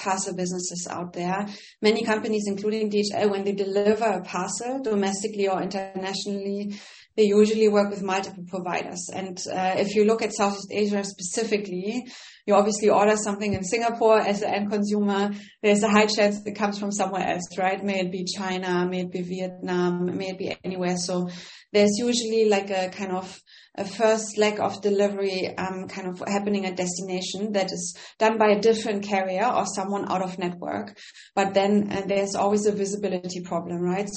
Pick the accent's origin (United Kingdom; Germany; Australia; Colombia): Germany; Northern Germany; accent: German; English is a second language; moved away as an adult; also born or lived in Berlin / Bonn; I'm German, really hard to hide the accent. So I grew up in Northern Germany